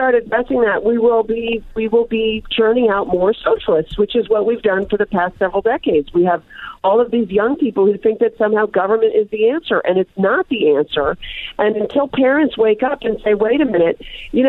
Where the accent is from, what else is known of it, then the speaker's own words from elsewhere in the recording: Pittsburgh, Pennsylvania, United States; moved away; also born or lived in Disneyland, California; I grew up in Pittsburgh.